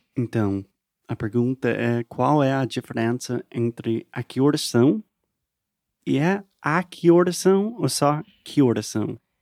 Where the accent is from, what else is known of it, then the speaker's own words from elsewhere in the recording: United States; Portuguese is a second language; eu sou americano, aprendendo português sempre, para sempre